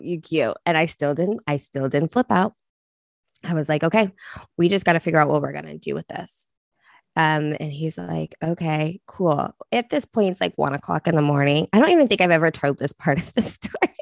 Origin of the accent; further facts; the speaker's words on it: Oklahoma, United States; moved away; I'm from Oklahoma, which is like meth capital, right? Like, that's where I'm originally from